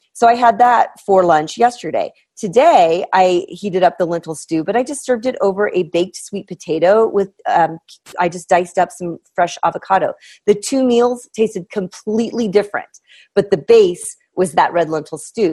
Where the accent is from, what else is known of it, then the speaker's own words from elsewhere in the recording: Midwest, United States; I'm from the Midwest